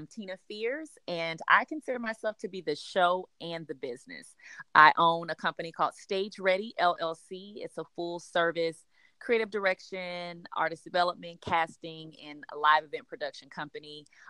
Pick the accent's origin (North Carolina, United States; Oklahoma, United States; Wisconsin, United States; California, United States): California, United States; Los Angeles; now in Atlanta, United States; Yeah, so I am definitely a Cali girl with sweet tea in my veins. So I am originally from Los Angeles. My family moved here really like right before the Olympics. They moved to Atlanta.